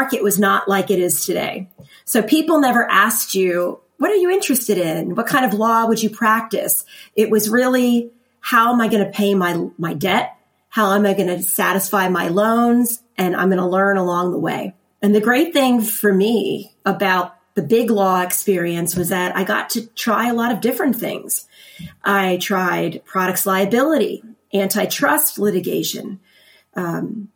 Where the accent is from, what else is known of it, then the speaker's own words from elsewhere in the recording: Lancaster County, Pennsylvania, United States; I am from Lancaster County, Pennsylvania, and I grew up there